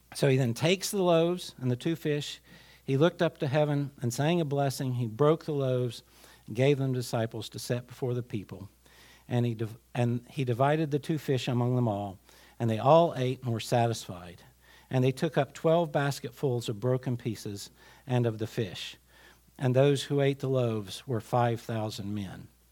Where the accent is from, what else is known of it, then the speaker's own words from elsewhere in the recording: Glade Spring, Virginia, United States; I grew up in a village. I grew up in Glade Spring